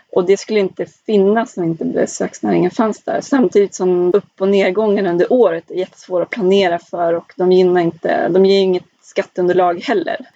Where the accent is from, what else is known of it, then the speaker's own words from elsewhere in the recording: Skellefteå, Västerbotten County, Sweden; min hemkommun Skellefteå